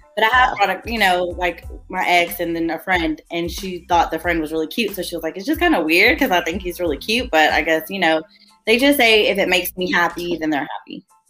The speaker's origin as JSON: {"language": "English", "area": "Sherman", "region": "Texas", "country": "United States", "said": "I'm from Little Sherman, Texas, single mother of four"}